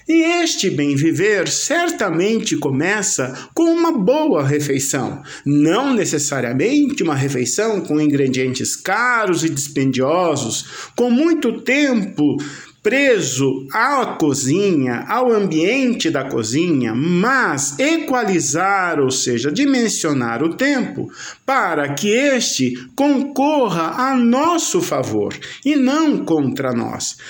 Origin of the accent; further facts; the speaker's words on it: Brazil; nossa identidade como brasileiros